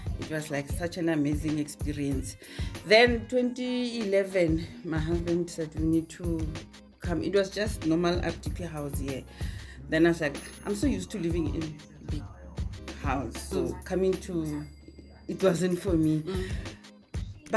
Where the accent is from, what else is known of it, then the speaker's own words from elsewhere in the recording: Ga-Rankuwa, North West, South Africa; also born or lived in Johannesburg, South Africa; I'm originally from Harankuwa, Zone 1.